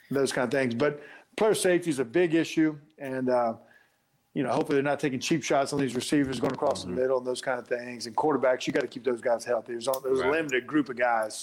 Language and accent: English; Black Mountain, North Carolina, United States; I grew up in Black Mountain, North Carolina, small town, and near Asheville, North Carolina